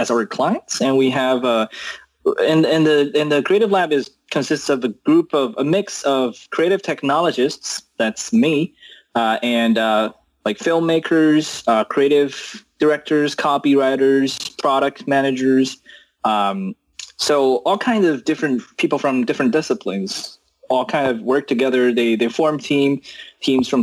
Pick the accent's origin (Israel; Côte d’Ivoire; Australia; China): China; moved away as an adult; also born or lived in United States; I was born in China and, then I went to US for college.